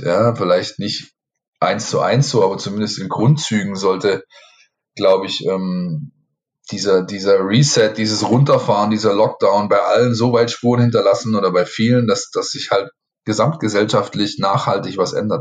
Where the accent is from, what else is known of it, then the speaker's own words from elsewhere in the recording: a town near Ludwigsburg and Stuttgart, Baden-Württemberg, Germany; ich bin im Ort aufgewachsen, ähm, da waren sehr viele ähm, GIs äh, mit ihren Familien äh, wohnhaft, weil eben in der Nähe von den US Installations in Ludwigsburg und in Stuttgart liegend.